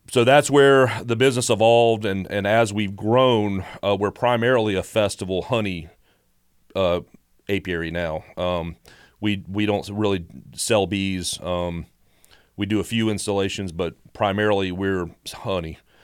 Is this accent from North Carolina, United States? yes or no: no; Statesboro, Georgia, United States; also born or lived in Chicago; we moved here in the, in the late seventies when I was little, so I've grown up in Bullock County